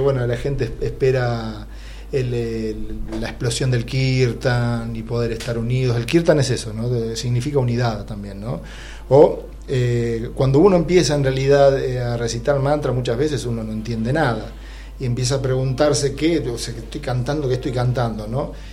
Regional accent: Moreno, Buenos Aires Province, Argentina; yo soy de Moreno

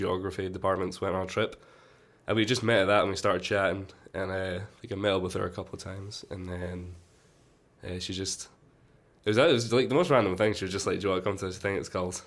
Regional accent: Glasgow, Scotland, United Kingdom; I am from Glasgow, near Glasgow.

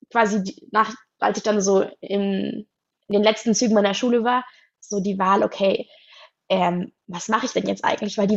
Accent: Baden-Württemberg, Germany; ich bin 19, ich komme aus Baden-Württemberg, aus der Nähe von Stuttgart

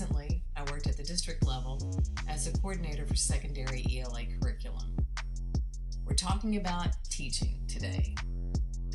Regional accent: Texas, United States; my home state of Texas

